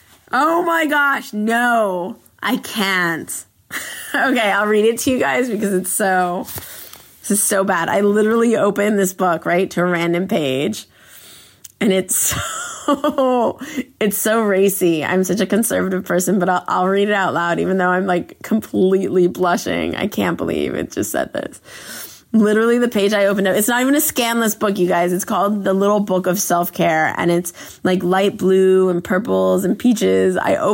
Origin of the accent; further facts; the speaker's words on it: Los Angeles, California, United States; I grew up in LA in Westwood, and looking over my balcony and just totally feeling like anything was possible for me.